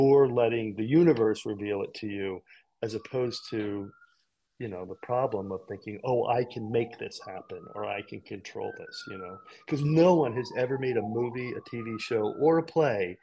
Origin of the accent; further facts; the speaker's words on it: California, United States; in California, we had these incredible public spaces of big theaters, and we did tours. We were touring Peter Pan